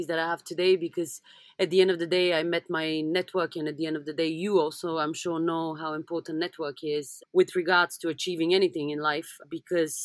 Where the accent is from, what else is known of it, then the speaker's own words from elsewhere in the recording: Sofia, Bulgaria; moved away; also born or lived in London; I come from Bulgaria, which means that up until 1989, we had communism.